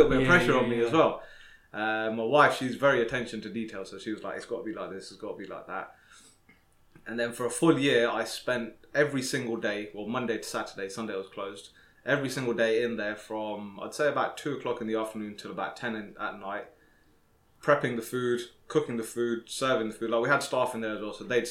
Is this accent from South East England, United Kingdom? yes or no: yes; Slough, South East England, United Kingdom; I'm originally from London, Slough Town